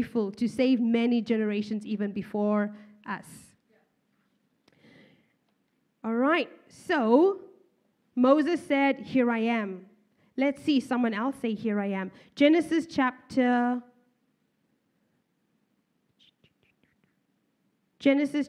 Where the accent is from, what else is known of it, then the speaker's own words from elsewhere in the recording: Zimbabwe; moved away; Even I am from Zimbabwe